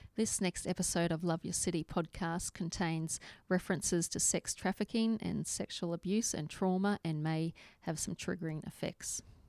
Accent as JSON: {"language": "English", "country": "Australia", "said": "I'm from Australia"}